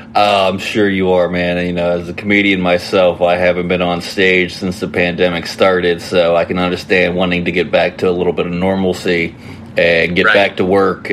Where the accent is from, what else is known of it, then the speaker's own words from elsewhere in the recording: West Virginia, United States; now in Ohio, United States; I'm originally from West Virginia